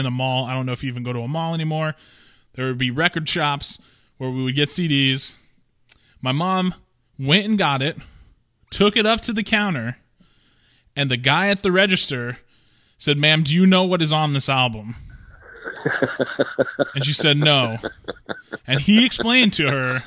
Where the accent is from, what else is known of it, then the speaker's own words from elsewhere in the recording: Pacific Northwest, United States; I'm from the Pacific Northwest